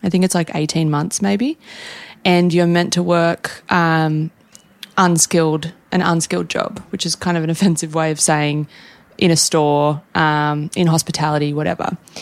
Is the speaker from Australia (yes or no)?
yes; Newcastle, New South Wales, Australia; moved away as an adult; now in New York, United States; We're Australian.